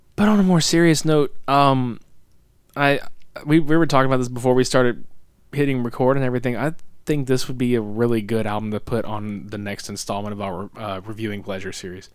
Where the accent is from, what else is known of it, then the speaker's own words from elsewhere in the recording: the South, United States; we're from the South